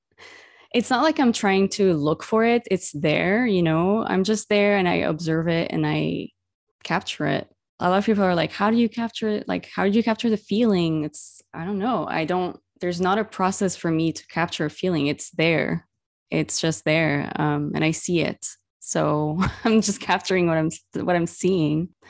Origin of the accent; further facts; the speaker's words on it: Beirut, Beirut Governorate, Lebanon; moved away; my own hometown where I grew up in Beirut